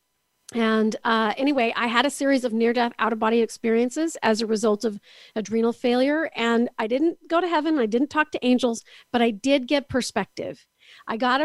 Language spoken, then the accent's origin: English; Canada; also born or lived in Kansas City area, United States; now in Kansas City, United States; I'm actually from Canada, but I'm joining you from the Kansas City area.